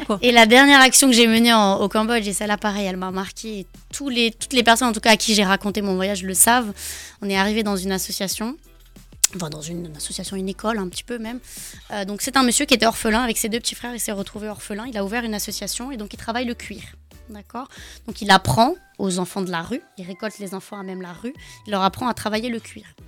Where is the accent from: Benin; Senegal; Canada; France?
France; je suis née en France, j'adore le Portugal aussi. Hein. Euh, mes parents sont portugais